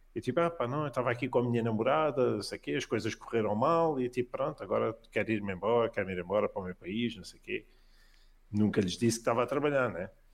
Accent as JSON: {"language": "Portuguese", "country": "Portugal", "also_born_or_lived": "Virginia, United States", "moved": "as an adult", "said": "eu sou de Portugal"}